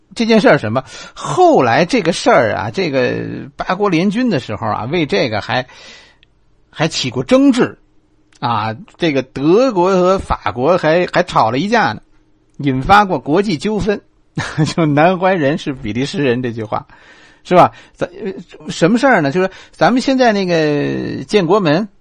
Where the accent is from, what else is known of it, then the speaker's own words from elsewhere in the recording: China; 从我们中国人来说，这，这种忠孝是我们，是我们能理解的